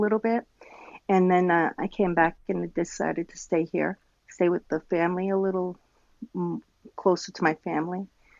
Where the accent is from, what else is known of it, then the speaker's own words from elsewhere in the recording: Rhode Island, United States; now in Trois-Rivières, Canada; I grew up in, I was born in Rhode Island, and I grew up half there and here. We kept moving back and forth.